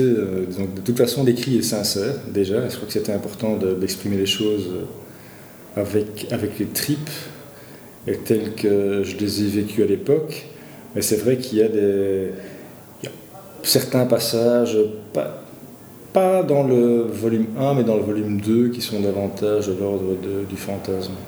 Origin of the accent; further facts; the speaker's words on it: Walloon Brabant, Wallonia, Belgium; also born or lived in Brussels; je suis bruxellois euh, d'origine, c'est vrai que mon vécu, en tout cas, c'est plus le vécu d'un petit bourgeois du Brabant wallon, puisqu'en fait, mm-hmm. mes parents se sont, expatriés en, périphérie